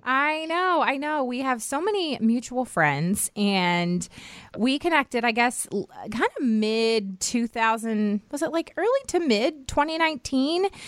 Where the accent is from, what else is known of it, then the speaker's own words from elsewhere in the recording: United States; I grew up right outside of Washington, D C